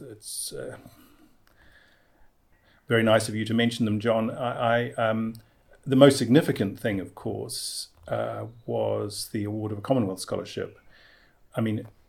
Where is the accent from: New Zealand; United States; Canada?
New Zealand; Christchurch, Canterbury; born or raised there; moved away as an adult; also born or lived in England; now in Wellington, New Zealand